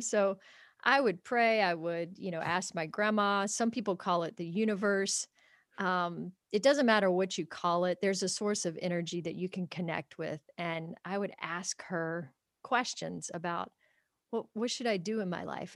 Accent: Kentucky, United States; grew up in a small town in Kentucky on a small farm

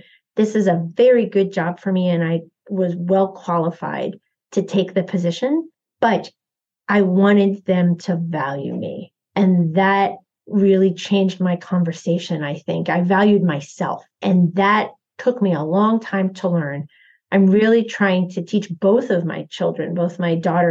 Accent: New York City area, United States; we grew up in the New York City area

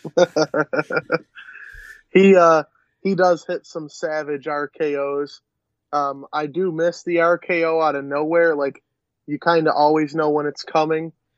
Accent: Western New York, United States; we're from Western New York.

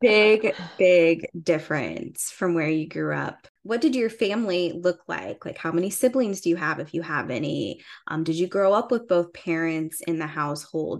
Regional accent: Indiana, United States; moved away as an adult; now in Columbus, United States; Taryn and I are both from the same area in Indiana

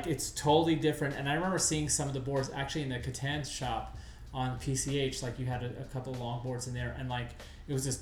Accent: New York, United States; moved away; I'm from New York. I'm a hardcore Knicks fan.

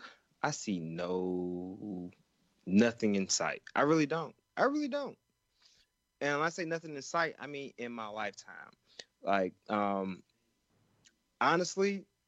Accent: Georgia, United States; born or raised there

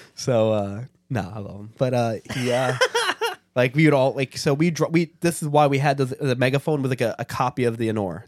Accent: New York City, New York, United States; I'm from Staten Island

